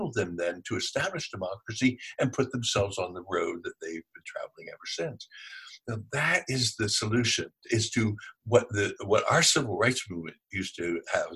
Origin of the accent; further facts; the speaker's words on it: Philadelphia, Pennsylvania, United States; I'm from Philadelphia